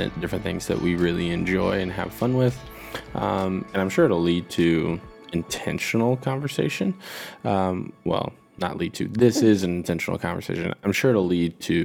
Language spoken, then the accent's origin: English; California, United States; also born or lived in Kansas; now in Michigan, United States; summers growing up as a kid for me in California